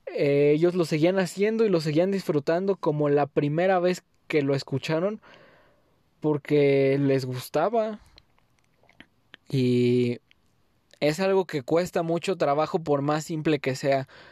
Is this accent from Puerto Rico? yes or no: no; Mexico; first language Spanish; esta mi tierra